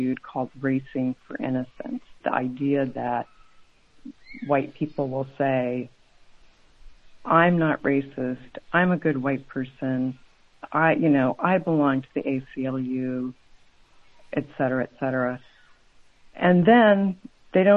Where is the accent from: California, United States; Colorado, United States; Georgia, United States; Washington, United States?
Colorado, United States; moved away; I grew up in Colorado